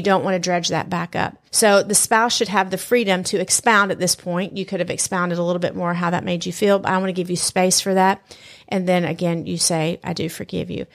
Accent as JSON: {"language": "English", "region": "Southern United States", "country": "United States", "accent": "Southern", "said": "my Southern accent"}